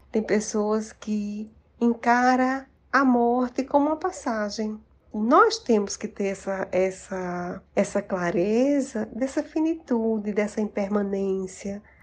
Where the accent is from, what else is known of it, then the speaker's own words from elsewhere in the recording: Paraíba, Brazil; also born or lived in Recife; now in Campina Grande, Brazil; Eu sou paraibana, mas trabalhei muitos anos em Recife